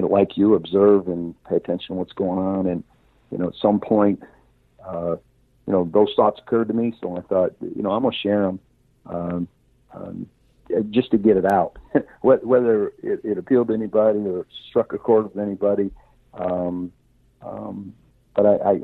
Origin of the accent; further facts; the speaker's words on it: Orrville, Ohio, United States; I grew up in Orville, Ohio